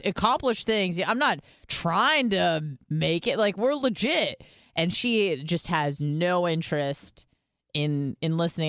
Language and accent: English; United States; being an American